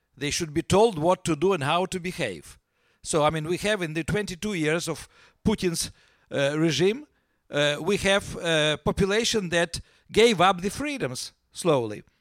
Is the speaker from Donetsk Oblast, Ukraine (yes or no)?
no; Kyiv, Ukraine; first language Russian; English is a second language; also born or lived in Leningrad region, Russia; I grew up in Kiev.